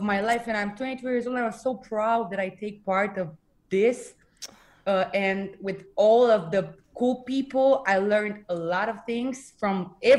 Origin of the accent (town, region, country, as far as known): Bucharest, Romania